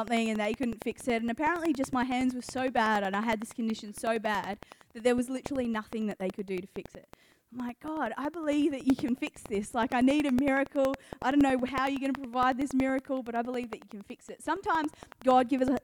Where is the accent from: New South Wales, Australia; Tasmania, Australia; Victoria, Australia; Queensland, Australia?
Victoria, Australia; Geelong; I'm from Catland. I grew up in Geelong